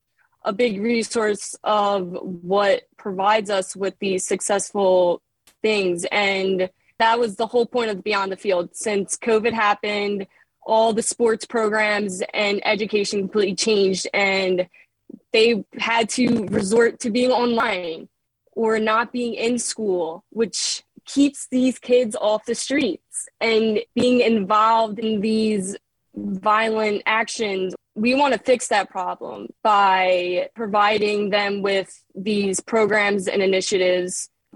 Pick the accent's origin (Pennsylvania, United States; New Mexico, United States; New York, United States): Pennsylvania, United States; Philadelphia; I grew up in Philly. I'm a Philadelphia native